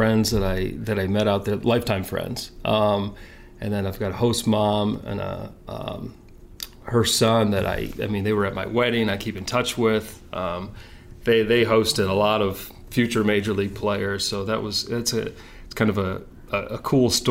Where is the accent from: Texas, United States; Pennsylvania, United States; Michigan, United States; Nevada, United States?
Michigan, United States; Detroit; it was nice growing up in Detroit and having the Tigers not too far to watch